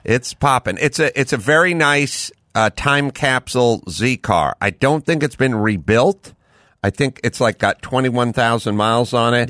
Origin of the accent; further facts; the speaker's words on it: Southern California, United States; I'm from SoCal